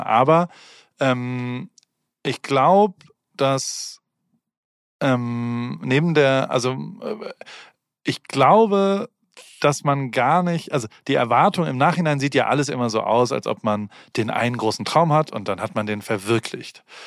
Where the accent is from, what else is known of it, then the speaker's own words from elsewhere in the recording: Heidelberg, Baden-Württemberg, Germany; also born or lived in Hamburg; now in Los Angeles, United States; ich bin immer noch Heidelberger